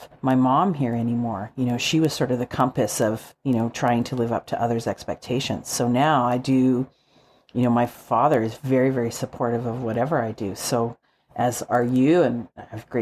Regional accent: Calgary, Alberta, Canada; Shane and I are both born and raised in Calgary

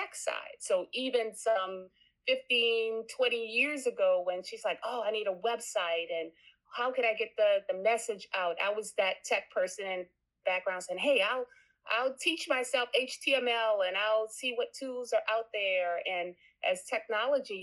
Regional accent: New Orleans, Louisiana, United States; native New Orleanian, and I think that I should share that I'm first generation here.

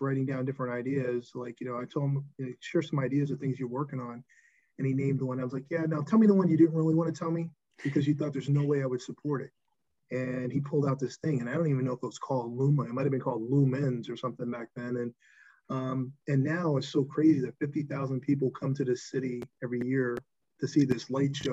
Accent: Newburgh, New York, United States; also born or lived in North Carolina; growing up in Newburgh, New York, being the smart kid

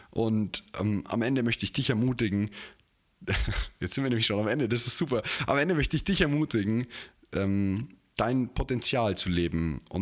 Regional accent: Bavaria, Germany; bei uns in Bayern sowieso noch mehr so dieser Traditionsgedanke

